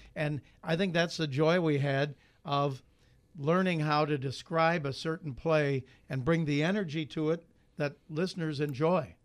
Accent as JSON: {"language": "English", "town": "Chicago", "region": "Illinois", "country": "United States", "tie": "born or raised there", "also_born_or_lived": "Iowa City", "moved": "as an adult", "said": "I grew up in Chicago, Big Ten territory"}